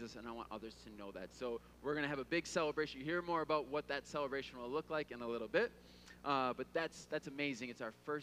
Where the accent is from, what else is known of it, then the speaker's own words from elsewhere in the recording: Midwest, United States; growing up in the Midwest